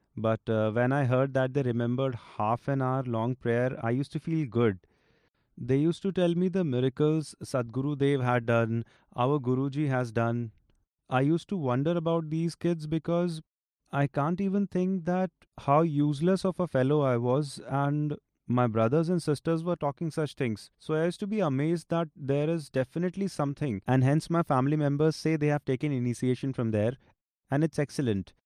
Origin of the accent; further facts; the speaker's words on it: Pehowa, Haryana, India; I am from Tehsil Pehwa, Zilla Kurukshetra